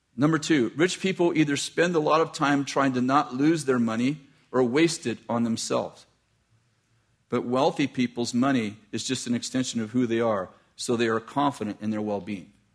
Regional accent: United States; I grew up in American poverty

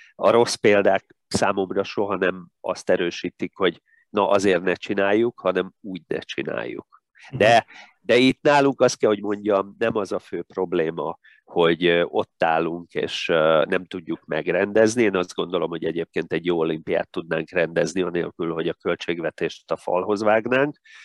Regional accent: Tatabánya, Komárom-Esztergom, Hungary; moved away as an adult; also born or lived in Budapest; Tatabányán nem volt öttusa szakosztály, úgyhogy várnom kellett még két évig, mikor gimnáziumot befejezve felkerültem Budapestre

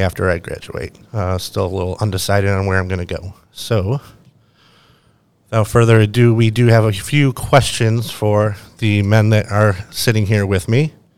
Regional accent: Buffalo, New York, United States; moved away as an adult; now in Myrtle Beach, United States; I'm actually from Buffalo, New York, and I came down to Myrtle for this program

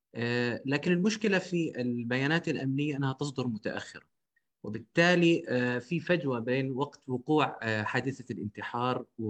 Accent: Jordan; عندنا في الاردن

